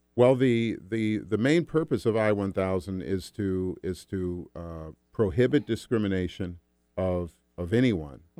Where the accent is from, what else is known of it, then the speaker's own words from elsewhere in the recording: Washington, United States; in my case, it's my home state.